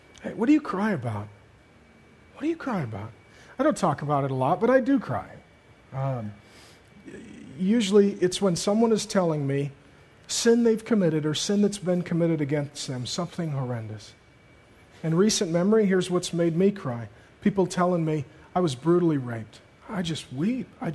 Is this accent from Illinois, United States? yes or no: no; Seattle, Washington, United States; growing up in Seattle, going to high school